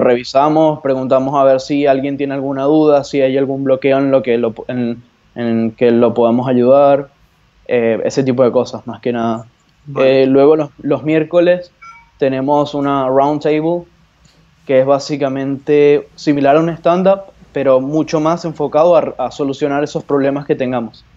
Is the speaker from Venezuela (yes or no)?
yes; Venezuela; moved away as an adult; now in Buenos Aires, Argentina; yo soy venezolano, pero estoy residido hace ya casi dos años aquí en Buenos Aires, Argentina